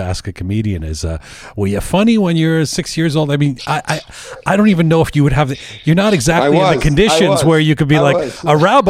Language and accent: English; England, United Kingdom; growing up in England and being a kid who was very Iranian